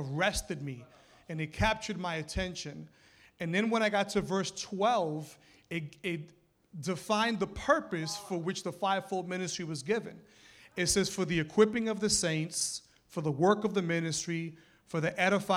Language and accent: English; New York City, New York, United States; moved away; I was born and raised in New York City